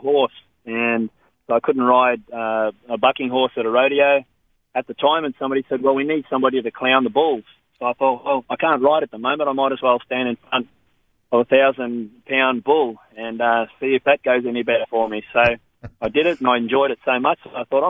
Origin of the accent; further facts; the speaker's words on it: Normanton, Queensland, Australia; also born or lived in Victoria; I was born in Victoria, and then by the time I was 8 or 9 years old, Mum and Dad had taken us all around Australia, and they decided to get out of the suburbs, and they moved us to the little town of Normanton